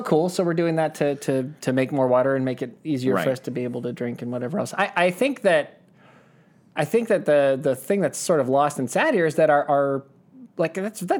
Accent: California, United States; I'm from California.

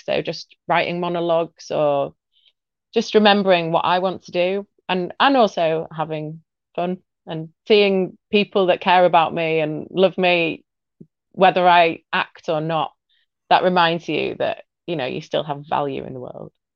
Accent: Leeds, Yorkshire and the Humber, United Kingdom; I'm from Leeds in the north of England

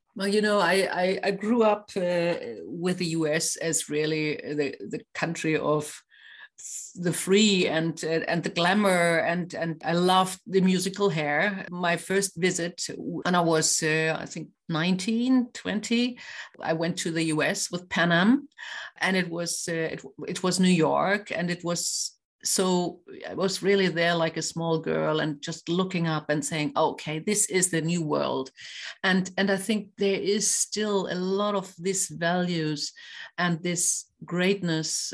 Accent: Schleswig-Holstein, Germany; I'm coming from Schleswig-Holstein

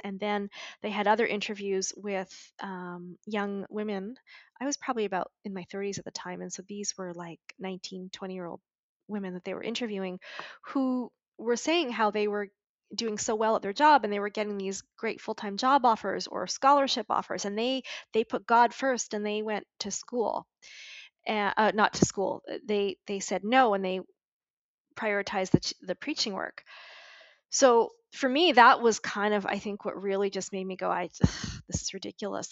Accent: Montreal, Quebec, Canada; moved away as an adult; also born or lived in Vancouver; I moved out of home when I was 20. I moved from Montreal to Vancouver

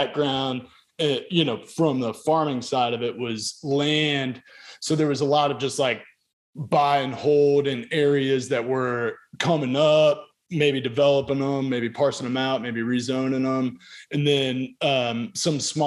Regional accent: Charlotte, North Carolina, United States; now in Chattanooga, United States; So I grew up in Charlotte and moved to Chattanooga. So I'm based in Chattanooga

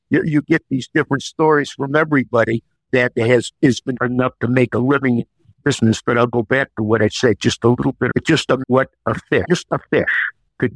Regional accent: Brainerd, Minnesota, United States; my hometown in Brainerd, Minnesota

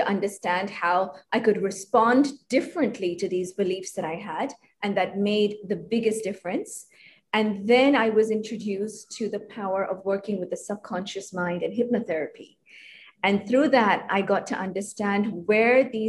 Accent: Hong Kong; So I grew up in Hong Kong. I am ethnically Indian

